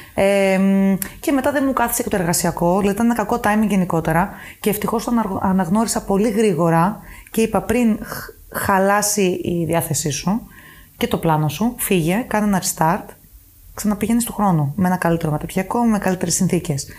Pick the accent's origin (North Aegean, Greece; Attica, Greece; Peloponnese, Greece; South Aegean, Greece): South Aegean, Greece; Paros; moved away as an adult; also born or lived in Athens, Greece / Germany; now in Luxembourg; Μετά είχαμε εξοχικό ένα σπίτι στην Πάρο και αποφασίσαμε να μείνουμε μόνιμα για να μεγαλώσω κοντά στη θάλασσα.